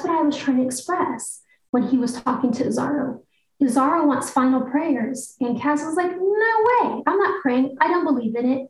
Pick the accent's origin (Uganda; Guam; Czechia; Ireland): Guam; moved away as an adult; also born or lived in Eugene, Oregon; I was on Guam when I was a week old and I left when I went to the University of Oregon.